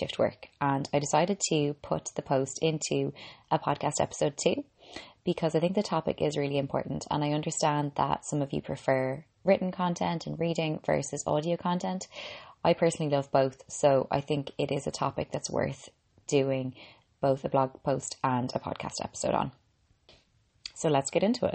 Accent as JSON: {"language": "English", "country": "Ireland", "said": "I'm an Irish girl and qualified medical doctor"}